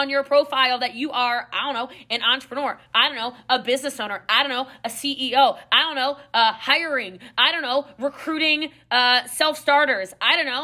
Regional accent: Maryland, United States; I'm from Maryland, so like, you know, there's a lot of hills and mountains in the Appalachians

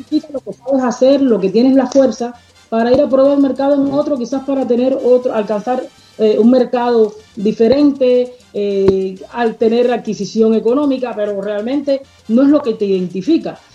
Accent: Cuba; first language Spanish; moved away as an adult; now in Montreal, Canada; como cubana

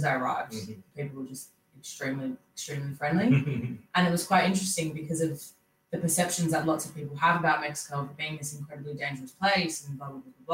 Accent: Sydney, New South Wales, Australia; also born or lived in United States; I was born and raised in Sydney

